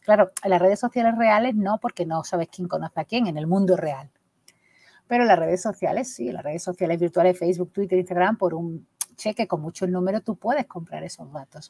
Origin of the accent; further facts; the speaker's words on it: Coria del Río, Andalusia, Spain; now in Gelves, Spain; yo me he criado en un barrio muy chungo de Coria del Río